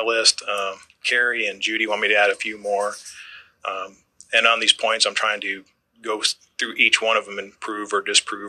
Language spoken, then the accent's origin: English; Minneapolis, Minnesota, United States; I was born and raised in Minneapolis, and through association, I knew the Gomez family, but I didn't know Elisa. And then another coincidence was that my fiance and I were also born in June of 1969 in Minneapolis